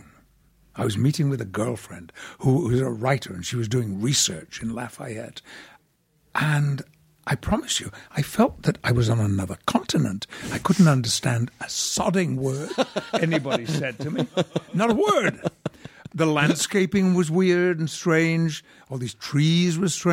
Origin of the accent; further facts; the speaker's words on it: Yorkshire and the Humber, United Kingdom; When people ask me where I come from in England, I'm a Yorkshireman